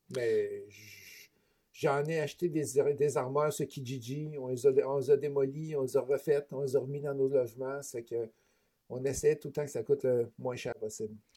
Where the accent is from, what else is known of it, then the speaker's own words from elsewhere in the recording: Beauce, Quebec, Canada; accent: Beauceron; moved away; also born or lived in Toronto; je suis originaire de la Beauce, fait que si vous entendez des mots bizarres des fois dans ma bouche, ben, c'est mon accent beauceron que j'ai pas tout à fait perdu encore